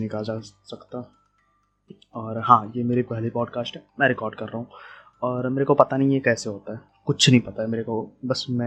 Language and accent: Hindi; Bihar, India; यार बिहार में कौन कौन से टाइप के गुटके चलते हैं मैं बिहार से हूँ मेरे को पता है और हाँ बहुत अजीब अजीब बंदे मेरे को दिखते हैं लेकिन बहुत अच्छे ही बंदे होते हैं बिहार में